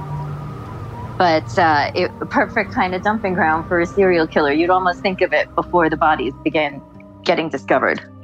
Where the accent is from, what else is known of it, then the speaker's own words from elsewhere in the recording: South Shore of Long Island, New York, United States; I actually grew up around here. I am from the South Shore of Long Island where all of this happened